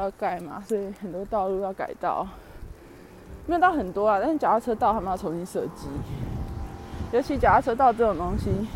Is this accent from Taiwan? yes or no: yes; Taiwan; moved away; 我太自台湾